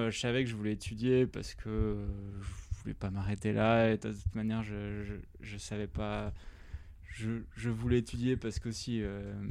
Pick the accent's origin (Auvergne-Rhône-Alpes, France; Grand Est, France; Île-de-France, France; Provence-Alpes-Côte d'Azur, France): Auvergne-Rhône-Alpes, France; Drôme; moved away as an adult; now in New York, United States; Je euh, viens de la Drôme.